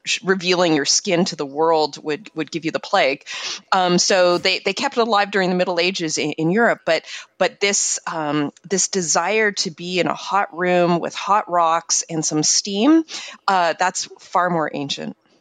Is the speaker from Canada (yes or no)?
yes; Montreal, Quebec, Canada; moved away; I grew up in Montreal, super icy, like kind of like Minnesota